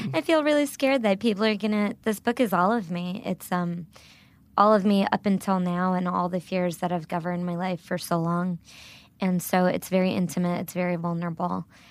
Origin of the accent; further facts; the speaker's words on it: Little Silver, New Jersey, United States; first language Gujarati; English is a second language; moved away as an adult; also born or lived in Brooklyn, New York; now in Nashville, United States; I was born and raised in a tiny, tiny town in New Jersey called Little Silver